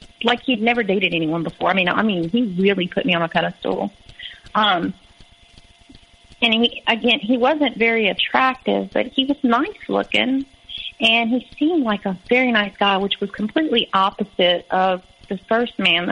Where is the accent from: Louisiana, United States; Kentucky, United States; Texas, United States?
Louisiana, United States; moved away as an adult; I was from Louisiana